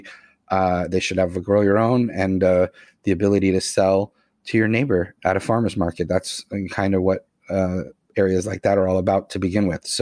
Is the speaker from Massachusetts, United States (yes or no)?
yes; Boston, Massachusetts, United States; growing up in Boston area